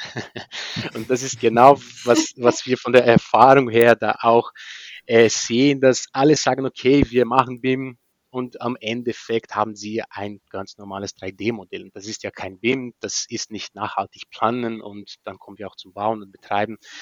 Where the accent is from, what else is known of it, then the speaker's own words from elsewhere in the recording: Maringá, Paraná, Brazil; German is a second language; moved away as an adult; also born or lived in Spain; now in Berlin, Germany; Maringa, die, das ist von, von Bundesland Paraná, Süd von Brasilien, äh, gerade unter São Paulo, unter Bundesland São Paulo, da wo ich herkomme